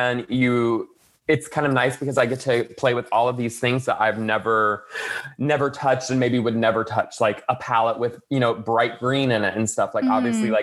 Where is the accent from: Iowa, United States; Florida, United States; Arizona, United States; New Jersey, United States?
Florida, United States; moved away as an adult; now in Los Angeles, United States; I grew up in Florida, and eventually I moved to Los Angeles